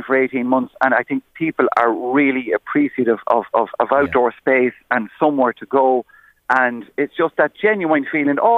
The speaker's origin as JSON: {"language": "English", "town": "Kells", "region": "Leinster", "country": "Ireland", "tie": "born or raised there", "said": "I'm from Rockfield there in Kells, and it was a place I walked by as a boy going to school every morning."}